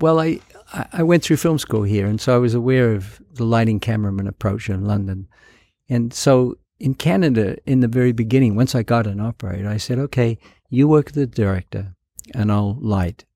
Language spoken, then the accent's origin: English; New Zealand; moved away; It was shot in my hometown